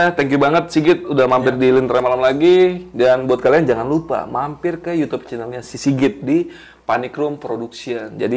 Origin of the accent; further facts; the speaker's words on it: Kebumen, Central Java, Indonesia; karena iya di kampung gue juga di daerah Kebumen itu dulu pernah ada kejadian mirip